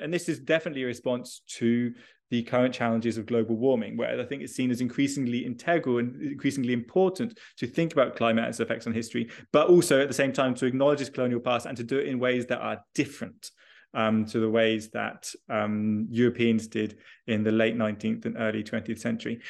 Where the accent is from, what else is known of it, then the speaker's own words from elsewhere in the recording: United Kingdom; I am originally British, uh, and I did all my schooling, uh, in the U K.